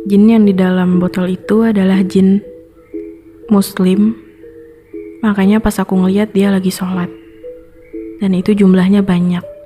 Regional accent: Tangerang, Banten, Indonesia; di desa aku ini, di daerah Tangerang

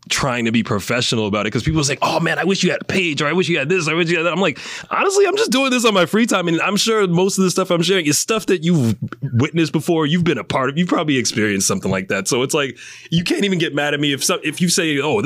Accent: New York, United States; moved away; I'm from New York. We are born with paranoia

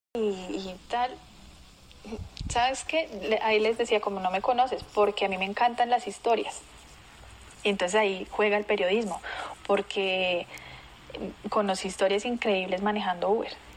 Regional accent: Colombia; also born or lived in Brazil; aquí en Colombia

